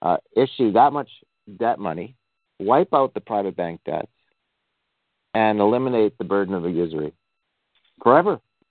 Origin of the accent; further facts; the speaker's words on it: Canada; I'm a Canadian.